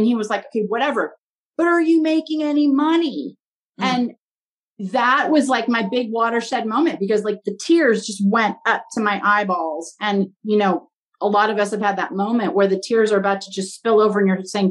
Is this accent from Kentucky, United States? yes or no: no; Pasadena, California, United States; also born or lived in Washington, D.C.; I grew up in Pasadena, California, which is, you know, home of the Rose Bowl and the Rose Parade. And I've lived here my whole life